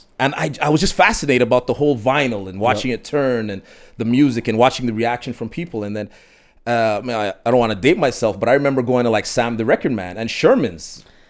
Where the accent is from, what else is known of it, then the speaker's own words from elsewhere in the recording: Montreal, Quebec, Canada; I grew up in Park Extension.